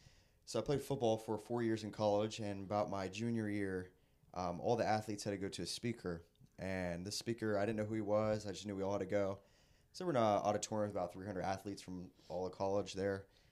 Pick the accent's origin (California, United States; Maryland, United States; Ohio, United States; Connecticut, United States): Maryland, United States; Bowie; I'm from Bowie, Maryland.